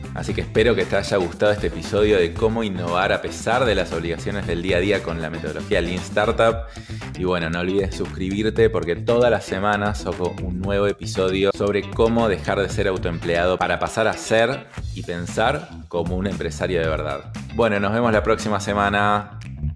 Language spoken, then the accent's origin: Spanish; Argentina; yo estoy vendiendo solo en mi país, en mi caso en Argentina